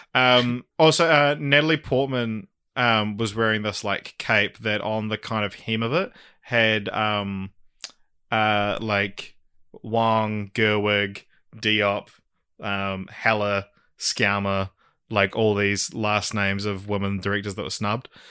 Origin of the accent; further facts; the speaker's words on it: New Zealand; I'm a fucking Kiwi male